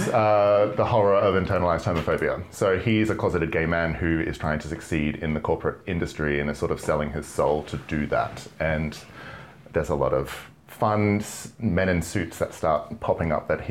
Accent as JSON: {"language": "English", "town": "Brisbane", "region": "Queensland", "country": "Australia", "tie": "born or raised there", "moved": "as an adult", "lives_now": "London, United Kingdom", "said": "I'm from Brisbane, Australia. Hey. Born and raised"}